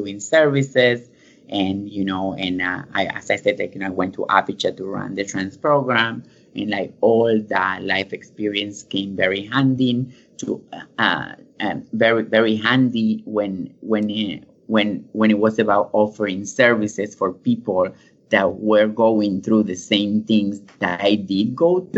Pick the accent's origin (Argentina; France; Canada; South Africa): Argentina; moved away as an adult; now in United States; I'm from Argentina, and I went to music school